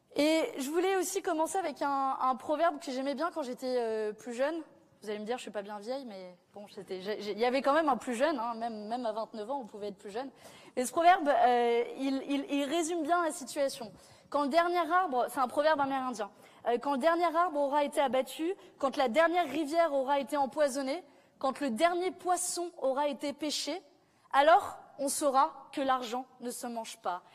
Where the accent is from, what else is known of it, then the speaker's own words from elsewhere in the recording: south of France, France; moi je viens du sud de la France